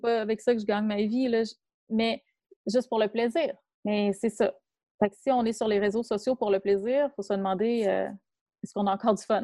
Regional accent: Quebec, Canada; en tant que Québécois

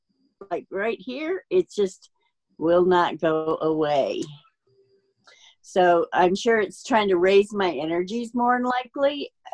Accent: Austin, Texas, United States; I'm from Austin, Texas.

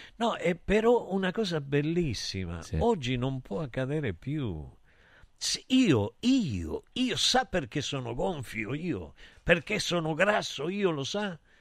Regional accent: Rosario, Santa Fe, Argentina; Io sono del Rosario

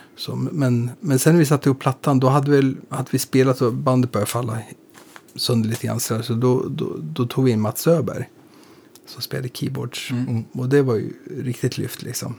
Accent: Eskilstuna, Södermanland, Sweden; moved away as an adult; now in Stockholm, Sweden; vi är från samma, vi är från Eskilstuna mm. och från Skogstorp

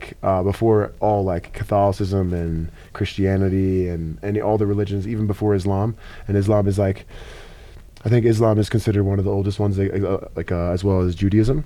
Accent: Philadelphia, Pennsylvania, United States; moved away as an adult; now in Denver, United States; I'm from Philadelphia.

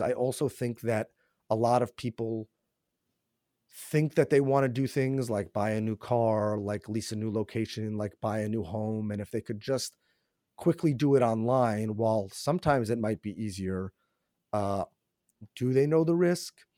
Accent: New York, United States; born and raised in New York

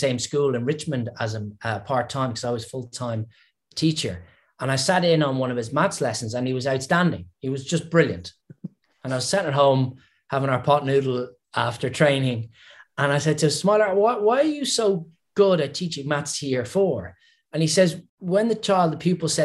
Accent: Ireland; accent: Irish; my Irish accent

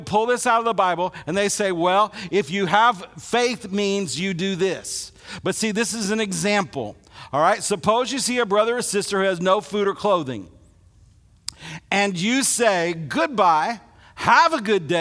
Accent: Illinois, United States; now in Alabama, United States; grow up in Illinois

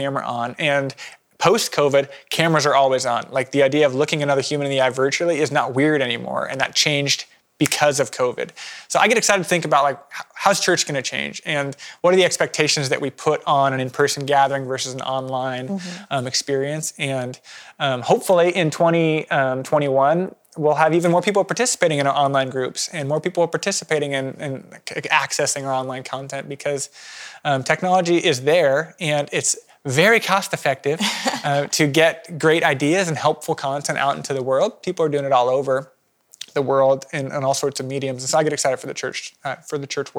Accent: Eastern Washington, United States; I grew up in Eastern Washington

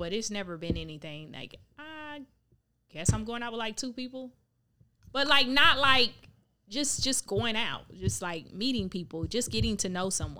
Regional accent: Palm Beach County, Florida, United States; I'm not from Palm Beach. You. I'm from Palm Beach County, which is a whole county.

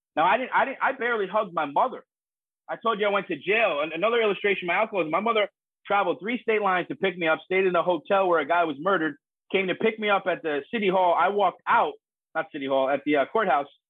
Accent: United States; also born or lived in New York City, New York / North Jersey, New Jersey; I grew up in New York City and North Jersey

